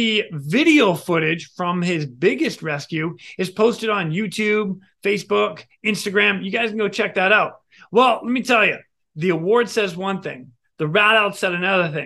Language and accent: English; Boston, Massachusetts, United States; us Bostoners in New England, massholes, we stick together